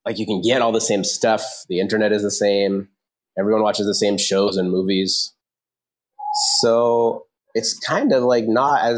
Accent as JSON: {"language": "English", "country": "United States", "moved": "as an adult", "lives_now": "Pune, India", "said": "I am like half Indian. I'm Indian American. And so I moved to India to teach poor kids"}